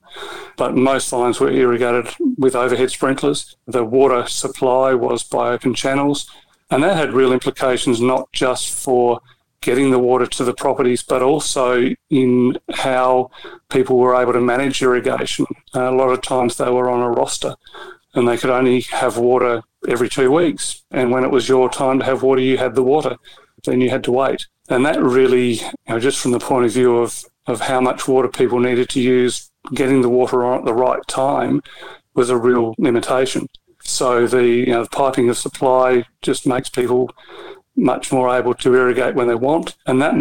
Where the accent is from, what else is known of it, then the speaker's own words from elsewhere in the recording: the Mallee, South Australia, Australia; I grew up in the Mallee, not far from the Riverland